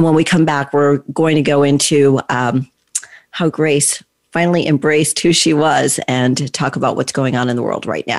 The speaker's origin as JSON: {"language": "English", "region": "Texas", "country": "United States", "tie": "born or raised there", "said": "I'm like, yeah, I grew up in Texas, right?"}